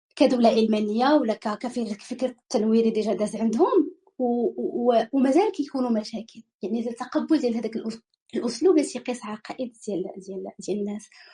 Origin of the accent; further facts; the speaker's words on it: Morocco; انا كمتلقي مغربي